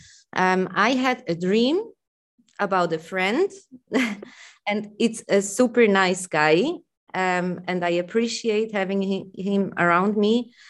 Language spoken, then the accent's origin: English; Switzerland; accent: Swiss; English is a second language; my Swiss accent